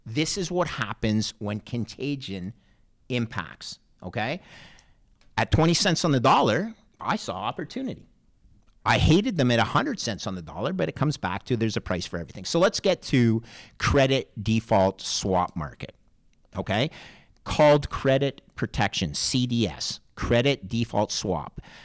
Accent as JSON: {"language": "English", "country": "Canada", "said": "as a Canadian"}